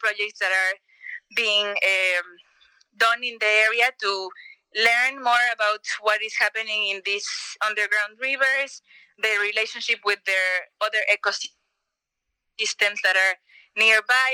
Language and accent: English; Yucatán Peninsula, Mexico; I grew up in the Yucatan Peninsula